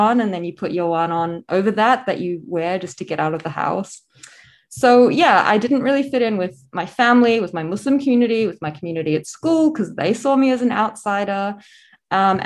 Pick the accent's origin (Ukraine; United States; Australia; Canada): Australia; also born or lived in South Africa / New Zealand; we moved to Australia, where I've spent most of my life